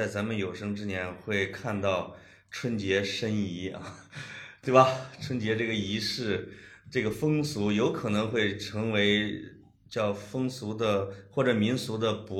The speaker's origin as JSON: {"language": "Chinese", "region": "northern China", "country": "China", "said": "啊、也可能咱俩是北方人啊，感受比较强烈，因为北方的节日消亡的比较快。"}